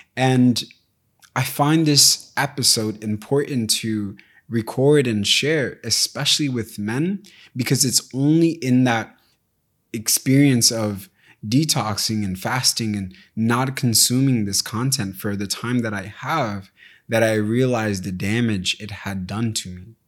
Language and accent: English; United States; I was raised in America, but my parents weren't